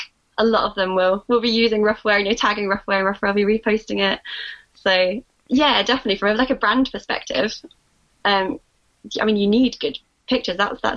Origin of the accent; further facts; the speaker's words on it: Scotland, United Kingdom; also born or lived in Sheffield; I always feel like a bit of a fraud because I don't have the accent, but I was born in Scotland and lived here most of my life. I only moved down to Sheffield in 2014.